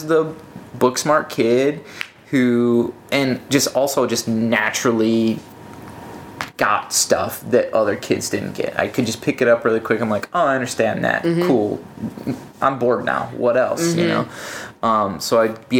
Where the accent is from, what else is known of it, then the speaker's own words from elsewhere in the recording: Hinckley, Illinois, United States; also born or lived in Aurora, Illinois; we moved from Aurora, Illinois when I was 10 to this small town, Hinckley.